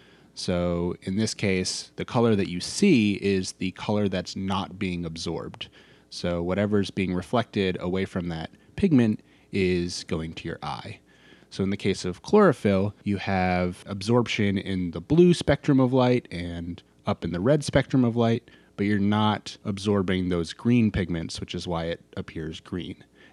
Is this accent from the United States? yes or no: yes; Maine, United States; I'm from Maine.